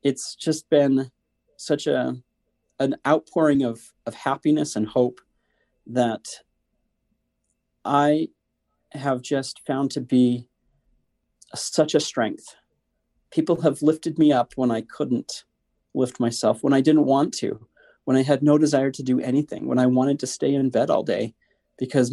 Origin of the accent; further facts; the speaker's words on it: Northern Idaho, United States; I'm totally from Northern Idaho.